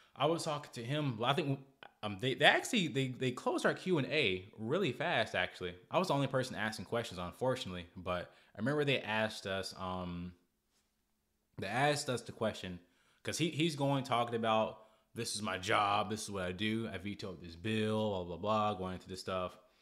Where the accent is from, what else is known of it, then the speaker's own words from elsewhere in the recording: United States; I'm grateful that I'm American, but I didn't do anything about, about being born here